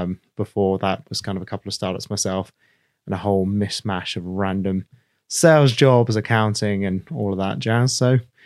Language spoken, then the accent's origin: English; India; Okay, well, first off, I was brought up in India.